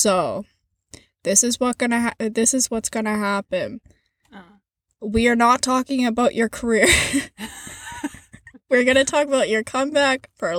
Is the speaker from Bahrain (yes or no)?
no; Canada; we're Canadian